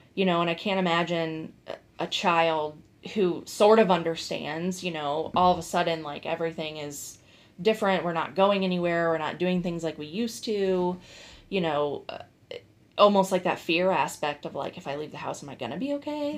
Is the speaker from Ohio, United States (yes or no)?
yes; Bath, Ohio, United States; I am originally from here, from Northeast Ohio. I grew up in Bath